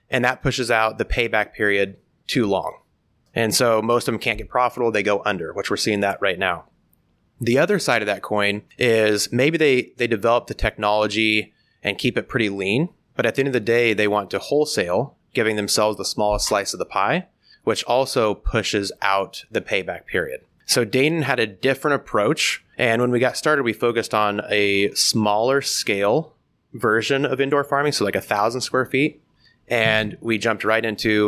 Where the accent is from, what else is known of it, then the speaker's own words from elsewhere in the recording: Blakesburg, Iowa, United States; I was born and raised in Southeast Iowa, a small family farm just outside of Blakesburg. My family farm is still there today.